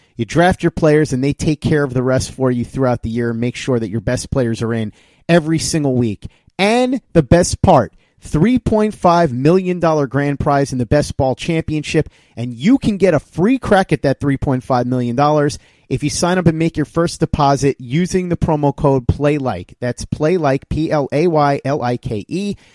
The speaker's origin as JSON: {"language": "English", "region": "New York", "country": "United States", "said": "I'm a New Yorker"}